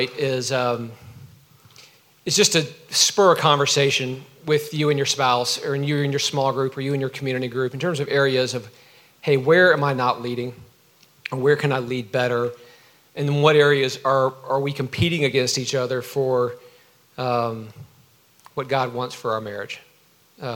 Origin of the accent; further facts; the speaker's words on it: Georgia, United States; I grew up in Georgia.